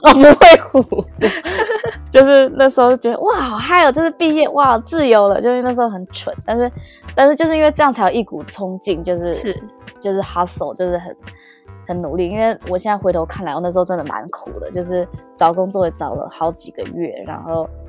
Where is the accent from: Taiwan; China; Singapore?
Taiwan; now in Toronto, Canada; 真的真的是跟我们台湾人会想象的不太一样